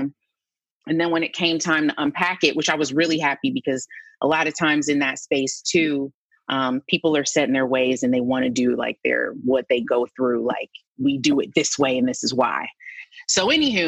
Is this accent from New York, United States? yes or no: no; Canton, Ohio, United States; moved away; also born or lived in Nashville; We're both from Canton, Ohio. I've known his mom my entire life.